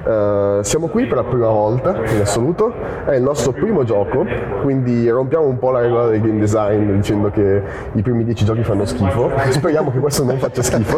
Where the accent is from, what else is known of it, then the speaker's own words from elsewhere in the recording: Milan, Lombardy, Italy; che veniamo da Milano